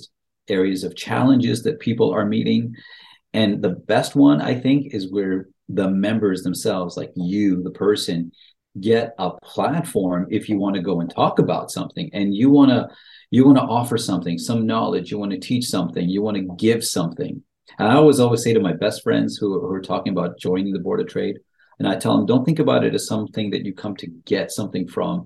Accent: York Region, Ontario, Canada; now in Richmond Hill, Canada; I grew up outside of Richmond Hill, just in a neighboring city. So York Region has been home to me for a very, very long time

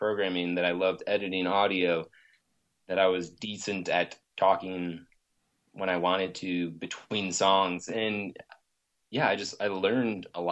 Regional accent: Grand Rapids, Michigan, United States; moved away as an adult; now in Los Angeles, United States; I was born and raised in Grand Rapids for 26 years.

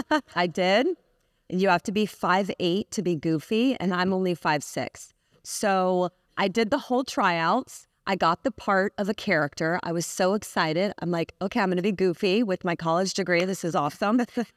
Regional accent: Clearwater, Florida, United States; I grew up on Clearwater Beach, so I'm a Florida girl.

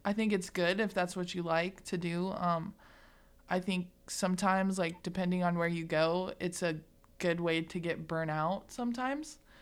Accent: Greeley, Colorado, United States; now in McCook, United States; I grew up in Greeley

